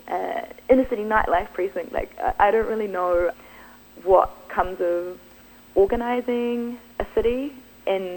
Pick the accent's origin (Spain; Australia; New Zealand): New Zealand; Wellington; also born or lived in Christchurch; now in Dunedin, New Zealand; I'm actually from Wellington.